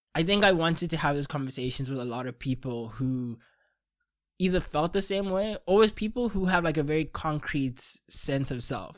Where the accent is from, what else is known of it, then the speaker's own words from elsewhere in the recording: South Africa; as a South African